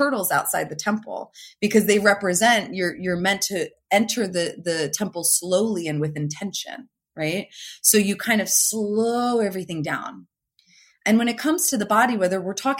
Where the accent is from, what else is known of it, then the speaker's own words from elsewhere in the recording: New Jersey, United States; now in California, United States; I'm from New Jersey originally. I live in California now